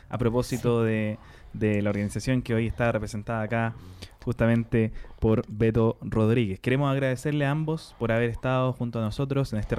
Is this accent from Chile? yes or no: yes; Renca, Santiago Metropolitan Region, Chile; Porque somos de Renca.